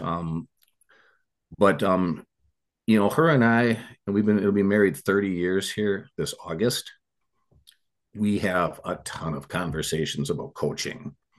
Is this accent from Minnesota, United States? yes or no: yes; Eagan, Minnesota, United States; I grew up in Eagan, Minnesota